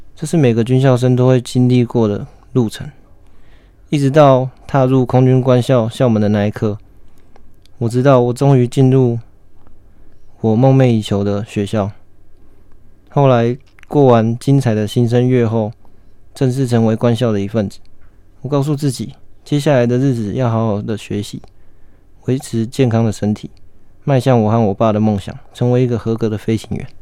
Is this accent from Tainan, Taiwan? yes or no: no; Hualien, Hualien County, Taiwan; 我本身是花莲人，从小就在花莲长大